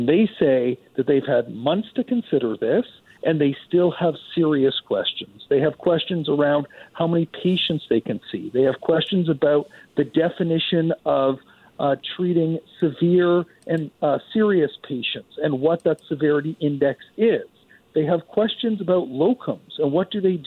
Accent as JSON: {"language": "English", "region": "British Columbia", "country": "Canada", "said": "So as British Columbians"}